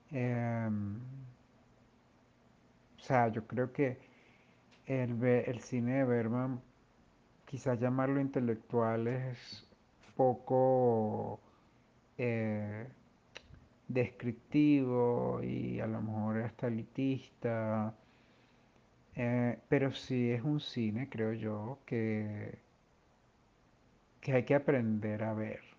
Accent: Venezuela; como venezolanos también somos más occidentales que orientales.

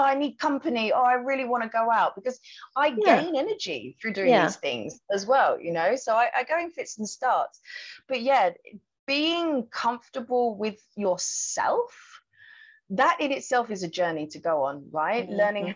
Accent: United Kingdom; moved away as an adult; now in Thailand; my home country, which was the UK.

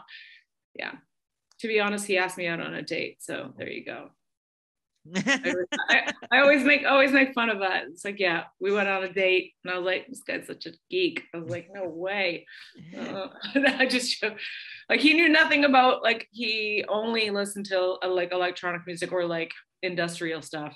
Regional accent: Windsor, Ontario, Canada; moved away as an adult; also born or lived in England; Windsor, my hometown

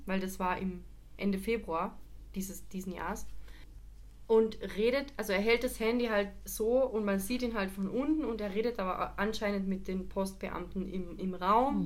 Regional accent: Carinthia, Austria; Auf jeden Fall in meinem mein Heimatbezirk. Der war vor ein paar Wochen halt in Österreich, speziell halt in Kärnten

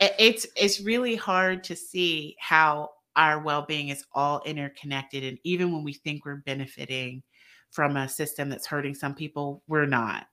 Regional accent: the South, United States; we're both from the South

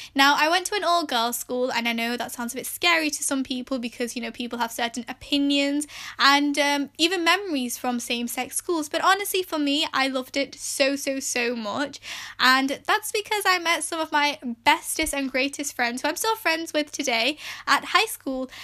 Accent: England, United Kingdom; I was born and raised in England, and I'm of Pakistani heritage

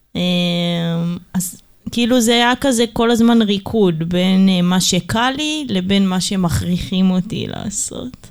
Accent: Ramat Gan, Tel Aviv District, Israel; גדלנו ברמת גן

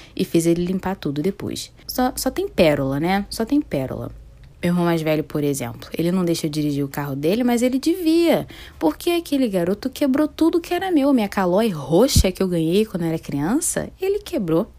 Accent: Niterói, Rio de Janeiro, Brazil; Eu nasci no Hospital Antônio Pedro, aqui em Niterói. Eu sou de Niterói, Rio de Janeiro

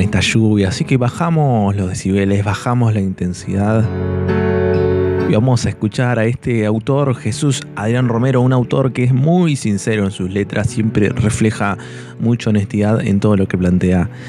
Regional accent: Valcheta, Río Negro, Argentina; los que somos de Valcheta

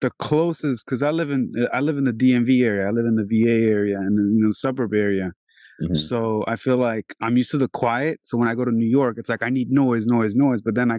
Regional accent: Albania; now in Virginia, United States; when I came here 22 years ago, it was like, because I'm from Albania originally, I'm from Europe.

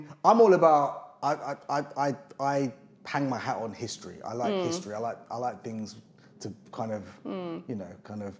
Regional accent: Croydon, London, United Kingdom; because I grew up in Croydon. Yeah. And I grew up a couple of roads away from Selhurst Park.

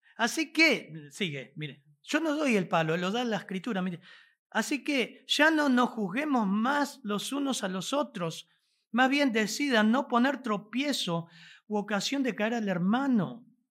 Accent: Argentina; Aunque somos argentinos, venimos de contextos tan diferentes

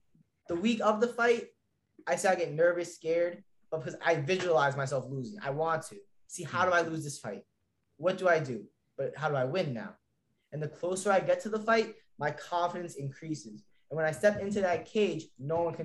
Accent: Westchester, New York, United States; moved away as an adult; now in Florida, United States; I grew up in New York, Westchester, wrestled all throughout high school

